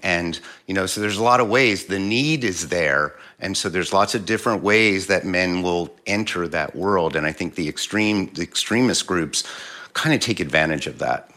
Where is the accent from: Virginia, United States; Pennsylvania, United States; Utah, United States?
Pennsylvania, United States; Philadelphia; I'm, I'm originally from Philly.